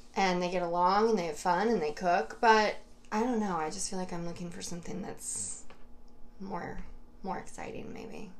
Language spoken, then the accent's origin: English; Fishkill, New York, United States; right outside of Fishkill